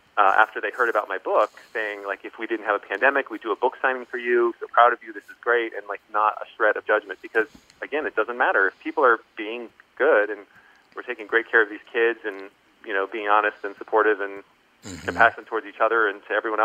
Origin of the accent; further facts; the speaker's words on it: Columbia, Maryland, United States; also born or lived in Pennsylvania / Virginia; You know, I was born in the East Coast and grew up in Columbia, Maryland, ended up in then Pennsylvania with my mother for some time